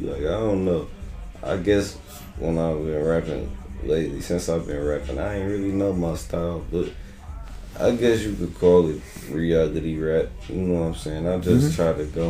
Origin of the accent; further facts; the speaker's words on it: Detroit, Michigan, United States; I'm from the east side of Detroit, 6 Mile area, 6 Mile Hood, is where I was born and raised